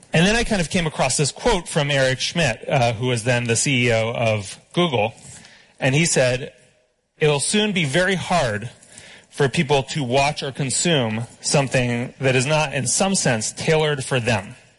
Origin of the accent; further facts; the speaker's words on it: United States; I'm an American